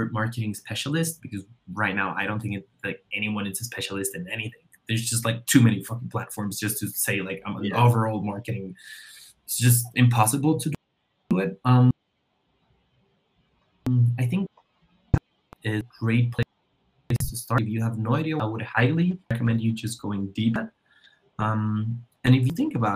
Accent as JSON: {"language": "English", "country": "Colombia", "said": "I'm from Colombia"}